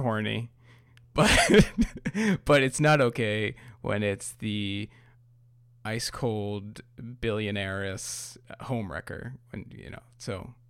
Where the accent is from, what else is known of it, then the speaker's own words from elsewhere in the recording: New York, United States; I'm from New York